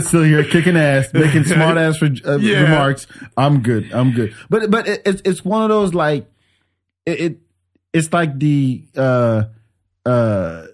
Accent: France; moved away; I grew up in France

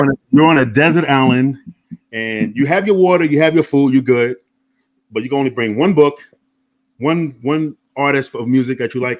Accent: New York, United States; also born or lived in Indianapolis; I'm a Midwest guy to the heart. I'm from New York, but I lived in Indianapolis for like 13 years and stuff.

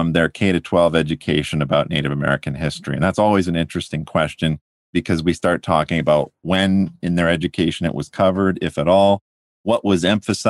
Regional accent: London, Ontario, Canada; moved away; I grew up outside of London, Ontario, Canada

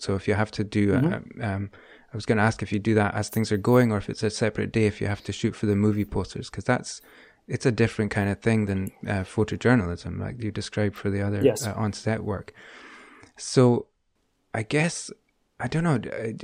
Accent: Aberdeen, Scotland, United Kingdom; I come from Aberdeen in Scotland

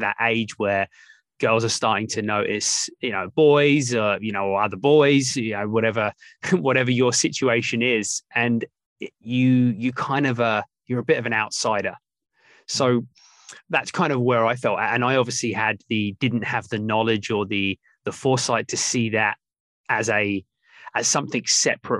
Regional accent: England, United Kingdom; I grew up in England, my mum, my dad, my older brother

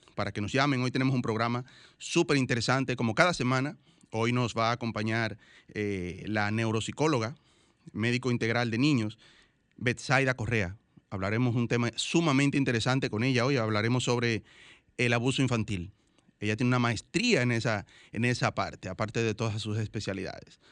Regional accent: Dominican Republic; todos somos dominicanos

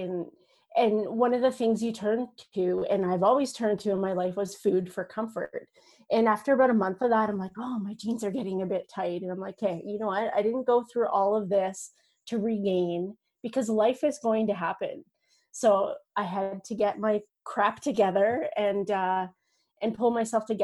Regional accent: Northern Ontario, Canada; I grew up on a farm, a dairy farm, Northern Ontario. I'm Canadian

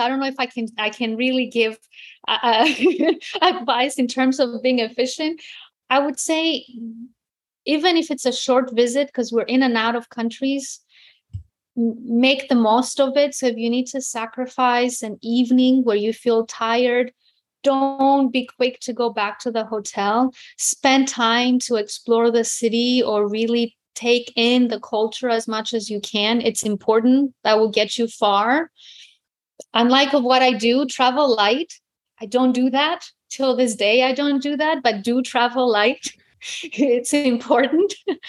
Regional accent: New York City, New York, United States; also born or lived in Greece; I grew up in New York City. So my brother's playground were New York City parks. Mm-hmm. I mean, no mountains, no, you know, after we left Greece, we weren't visiting the country for some time or not often.

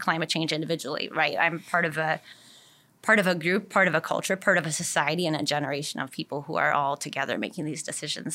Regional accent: Milwaukee, Wisconsin, United States; also born or lived in Madison, Wisconsin; I grew up in the Milwaukee area. So I've kind of been a Wisconsin girl, uh, my whole life

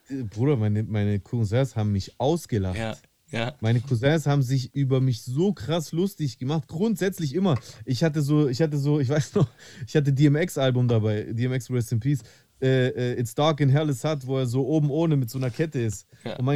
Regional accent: Greece; da beziehe ich mich jetzt auch wieder auf meine Kindheit in Griechenland.

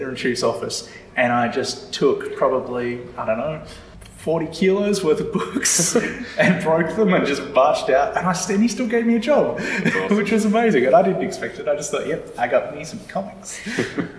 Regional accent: Australia; I'm Australian

